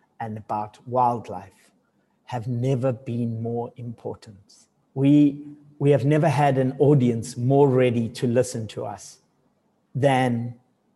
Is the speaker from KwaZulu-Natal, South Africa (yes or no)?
yes; Durban, KwaZulu-Natal, South Africa; moved away as an adult; also born or lived in Johannesburg; I was born in the outskirts of the city of Durban and grew up in Durban like the first sort of 18 years of my life